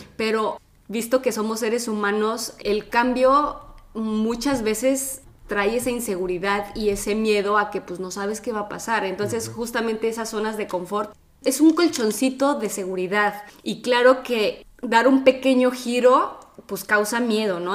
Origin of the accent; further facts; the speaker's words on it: Mexico; now in Italy; vivimos en Italia, él es de Italia, yo soy de México